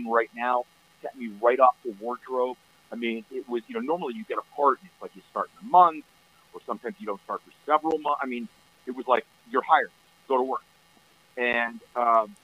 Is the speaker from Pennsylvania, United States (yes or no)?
yes; Pennsylvania, United States; moved away as an adult; also born or lived in Los Angeles; I'm from Pennsylvania, and I would go back to my karate school in Pennsylvania